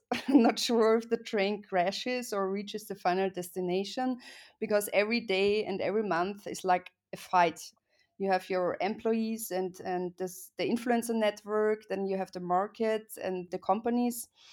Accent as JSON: {"language": "English", "town": "Graz", "region": "Styria", "country": "Austria", "tie": "born or raised there", "also_born_or_lived": "Vienna", "moved": "as an adult", "said": "I was born in Graz and I went to Vienna to study"}